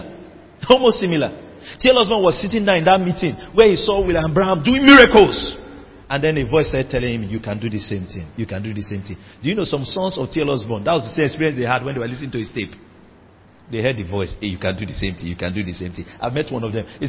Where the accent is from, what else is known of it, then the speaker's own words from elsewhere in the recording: Rivers State, Nigeria; I'm from River State, where the rivers of living water flow from